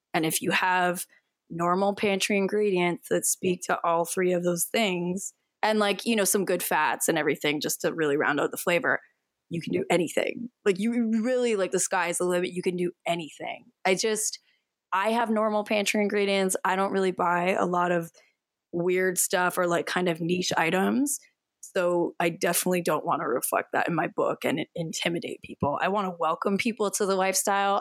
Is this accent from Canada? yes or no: yes; Canada; I am from Canada